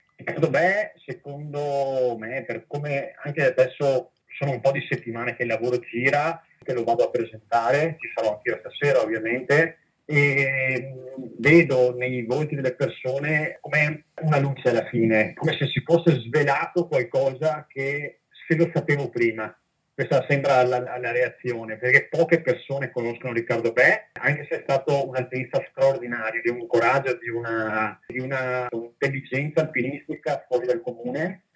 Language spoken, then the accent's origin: Italian; Castelfranco Veneto, Veneto, Italy; io sono di Castelfranco Veneto